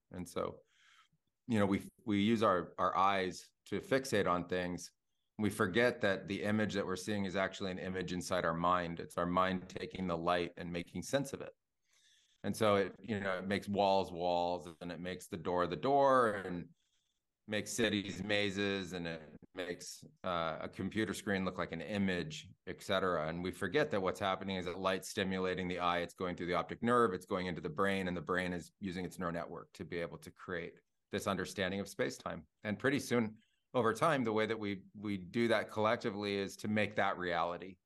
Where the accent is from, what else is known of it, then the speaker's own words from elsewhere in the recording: Silicon Valley, California, United States; I grew up in Silicon Valley in the nineties